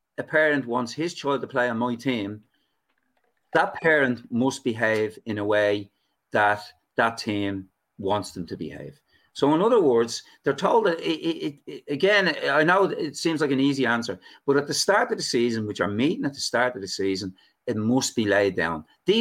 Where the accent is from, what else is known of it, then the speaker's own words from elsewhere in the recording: Dublin, Leinster, Ireland; now in Arklow, Ireland; I live in Arklow now. I'm a refugee from Dublin down in Arklow.